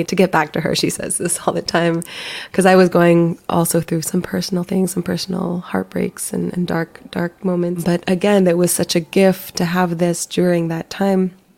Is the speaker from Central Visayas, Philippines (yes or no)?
no; Manila, Metro Manila, Philippines; now in United States; I was born in the Philippines. I grew up in Manila